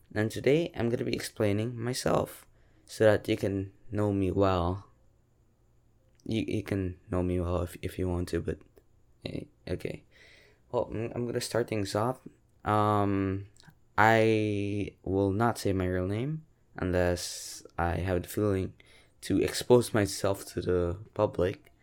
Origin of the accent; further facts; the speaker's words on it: Philippines; I'm a Filipino from the Philippines